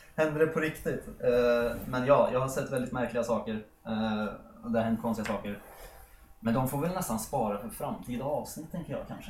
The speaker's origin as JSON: {"language": "Swedish", "town": "Sollentuna", "region": "Stockholm County", "country": "Sweden", "tie": "born or raised there", "said": "vår eh, villa där jag har vuxit upp då, i Helenelund."}